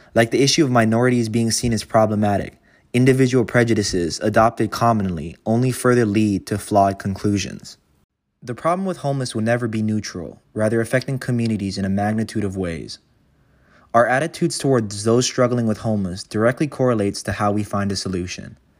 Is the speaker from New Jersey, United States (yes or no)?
no; Kailua-Kona, Hawaii, United States; now in Los Angeles, United States; my hometown of Kailua-Kona consists of barely fifteen thousand people